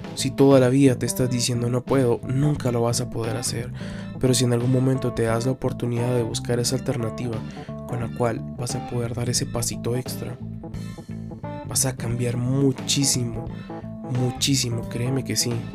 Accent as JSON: {"language": "Spanish", "country": "Guatemala", "said": "acá en mi país, Guatemala"}